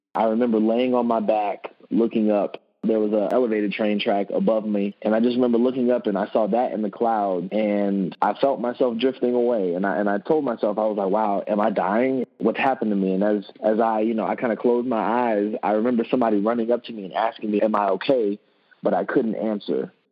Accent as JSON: {"language": "English", "town": "Orlando", "region": "Florida", "country": "United States", "moved": "as an adult", "lives_now": "Indianapolis, United States", "said": "I'm originally from Orlando, Florida"}